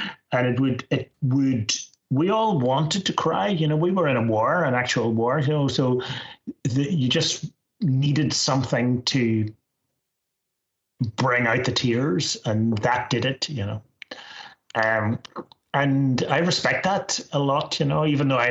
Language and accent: English; Northern Ireland, United Kingdom; moved away; also born or lived in Scotland; I'm from Northern Ireland